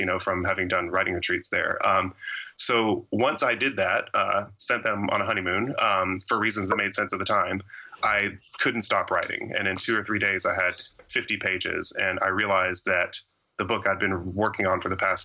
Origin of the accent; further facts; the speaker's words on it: Georgia, United States; I'm from Georgia, and my family's from Georgia going back, you know, generations